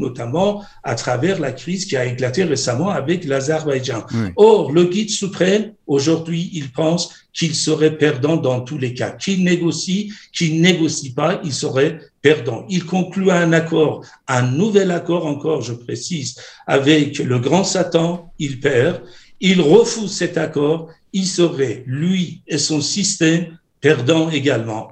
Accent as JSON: {"language": "French", "country": "Iran", "moved": "yes", "lives_now": "France", "said": "J'ai quitté l'Iran. Je suis à l'origine réfugié politique iranienne."}